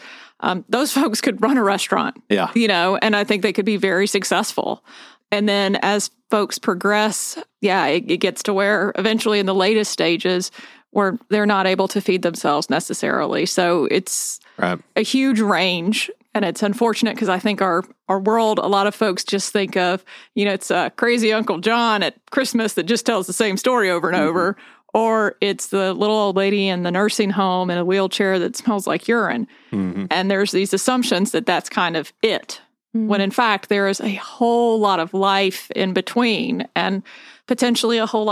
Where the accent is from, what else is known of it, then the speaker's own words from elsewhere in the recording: Spartanburg, South Carolina, United States; now in Charleston, United States; I grew up in Sparkle City